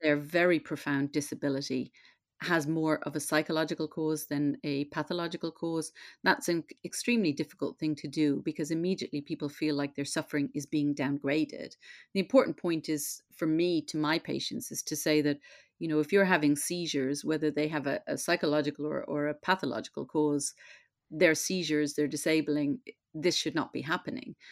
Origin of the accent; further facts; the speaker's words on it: Ireland; now in London, United Kingdom; I grew up in Catholic Ireland in that very Catholic time.